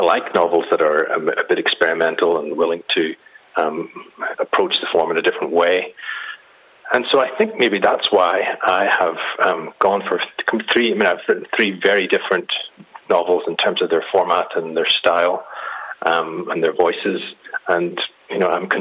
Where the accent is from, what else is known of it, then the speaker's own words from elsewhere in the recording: Ireland; I'm Irish, and we can't really take anything very seriously